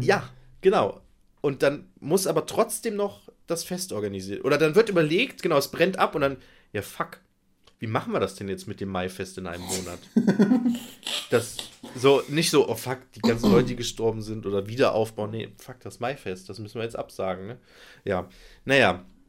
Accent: Nettetal, North Rhine-Westphalia, Germany; ich komme aus Breil

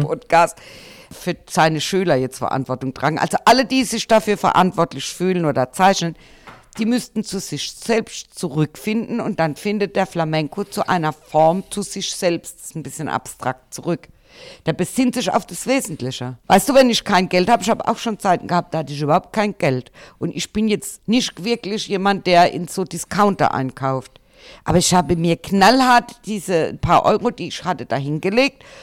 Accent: Germany; bei uns in Deutschland

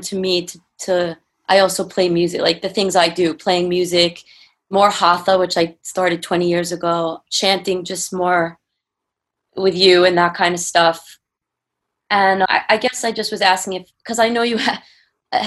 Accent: New York, United States; now in California, United States; I'm from New York too. Like, I had moved to California

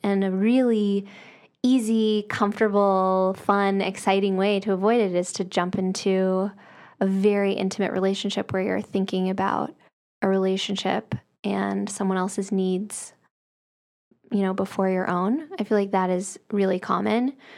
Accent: the South, United States; I'm from the South

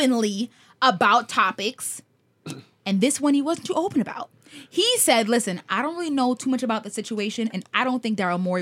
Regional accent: United States; I'm American

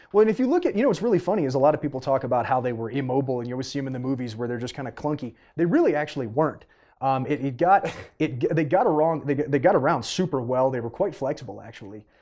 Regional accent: Canada; moved away; I'm originally Canadian.

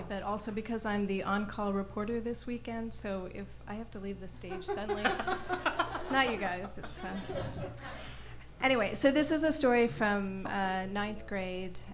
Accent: Canada; moved away; I grew up in Canada

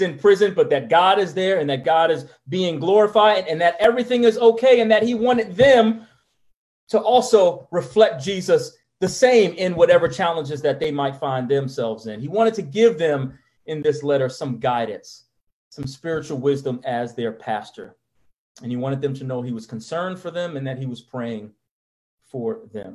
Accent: New York, United States; I'm from New York

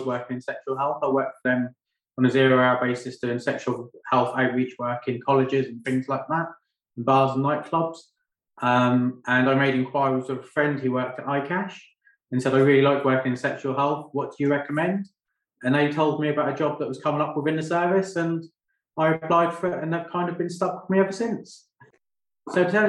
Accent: Great Yarmouth, East of England, United Kingdom; also born or lived in London; now in Lowestoft, United Kingdom; I was brought up and raised in Goulston, which is part of Great Yarmouth, from the age of 1 to the age of 24.

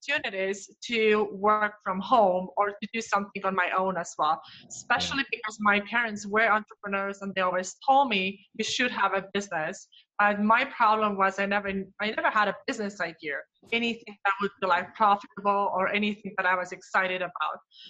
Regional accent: Estonia; moved away as an adult; now in Twin Cities, United States; I grew up in Northeastern Europe, so in Estonia, and I've been here in Twin Cities almost 4 years so far

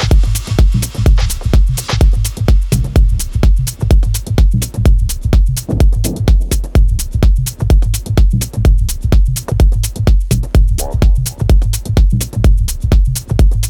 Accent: Banja Luka, Republika Srpska, Bosnia & Herzegovina; my hometown Banja Luka

